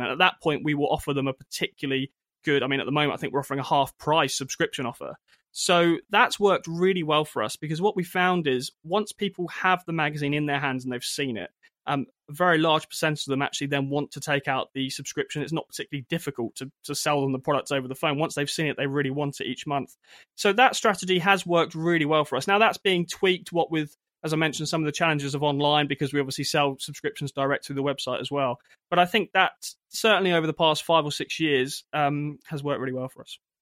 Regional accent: United Kingdom; as British Christians

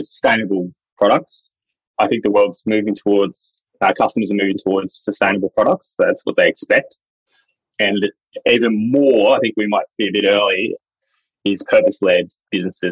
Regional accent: Dubbo, New South Wales, Australia; I'm Wiradjuri from Dubbo in central New South Wales

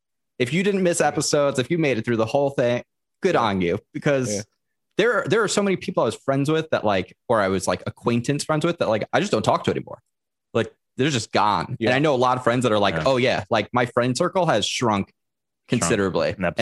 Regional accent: New York, United States; also born or lived in Delaware; now in Los Angeles, United States; I'm from New York because I lived in Delaware for the short, like I didn't live in Delaware for half as long as I lived in New York.

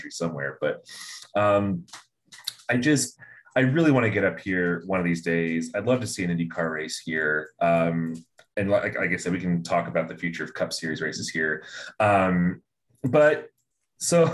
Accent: Indiana, United States; I'm from Indiana

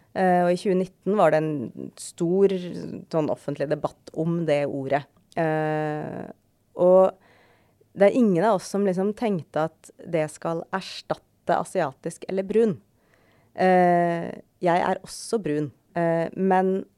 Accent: Skjetten, Akershus, Norway; jeg kommer fra Skjetten

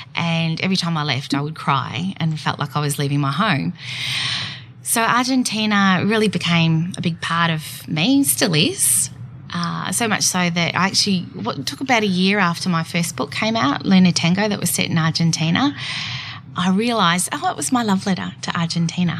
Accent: Geelong, Victoria, Australia; moved away as an adult; I born and bred in Geelong

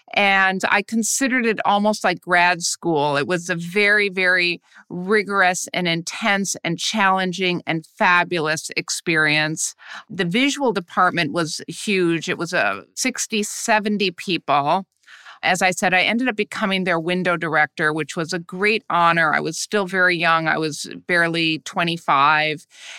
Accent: Midwest, United States; now in New York City, United States; And I came from the Midwest and I had always been a fine arts person. And I gravitated, like many people in the arts do, to New York City.

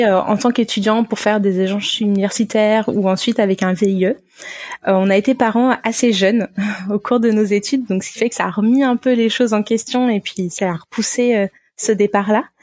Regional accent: France; moved away; en tant que Français

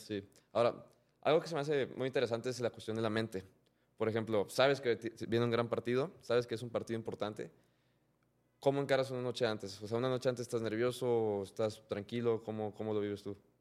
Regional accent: Mexico; a nosotros como mexicanos

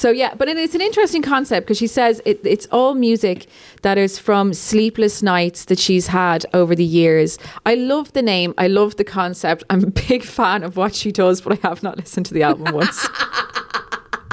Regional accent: Ireland; as an Irish person

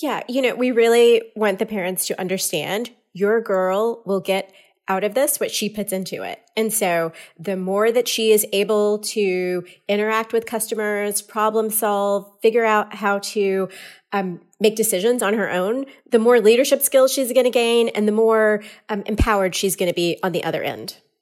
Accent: Louisiana, United States; moved away as an adult; also born or lived in Houston, Texas / Cincinnati, Ohio / Charlotte, North Carolina / Oakland, California; now in Orinda, United States; I'm actually originally from Louisiana

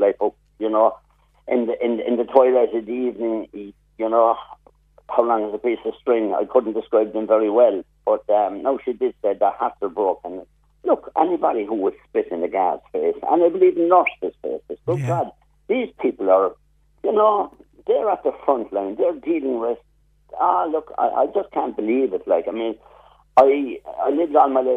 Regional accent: Blarney, Munster, Ireland; Growing up in Blarney long ago

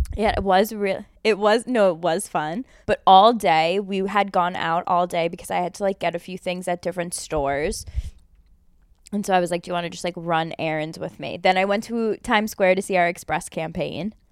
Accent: United States; as an American

